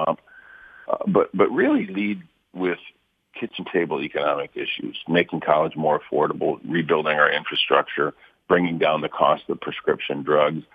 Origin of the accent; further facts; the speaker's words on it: Flint, Michigan, United States; living in Flint, growing up there, seeing what has happened in my hometown